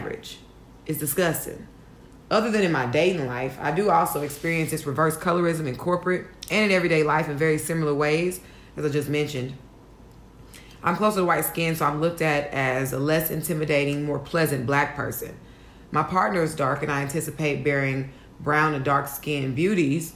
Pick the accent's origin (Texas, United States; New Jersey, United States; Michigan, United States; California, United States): Texas, United States; Houston; moved away as an adult; now in New York, United States; I'm from Houston, Texas